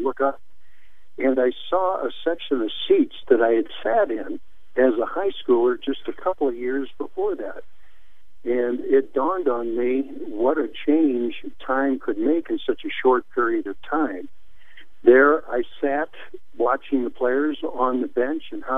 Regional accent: St. Louis, Missouri, United States; born or raised there

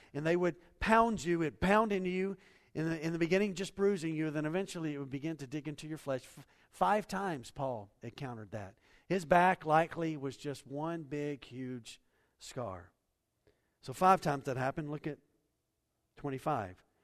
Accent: United States; we're American Christians

